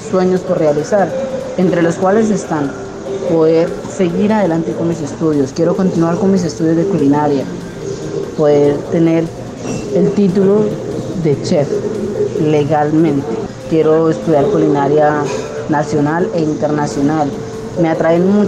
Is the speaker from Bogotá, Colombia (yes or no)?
no; Campo Alegre, Huila, Colombia; soy de Campo Alegre, Huila